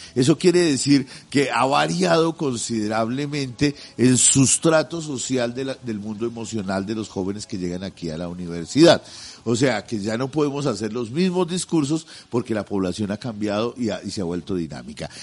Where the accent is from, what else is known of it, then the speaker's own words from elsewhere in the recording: Colombia; pedazo de tierra en el que estamos nosotros metidos como colombianos